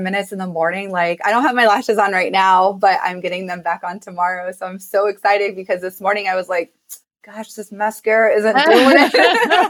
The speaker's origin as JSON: {"language": "English", "region": "Illinois", "country": "United States", "tie": "born or raised there", "moved": "yes", "lives_now": "Las Vegas, United States", "said": "my hometown in Illinois"}